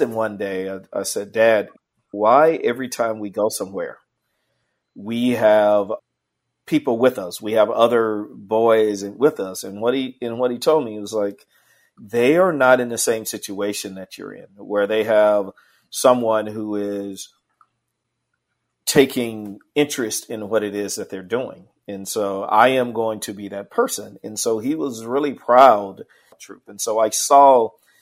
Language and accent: English; Indianola, Mississippi, United States; I was born and raised in the Mississippi Delta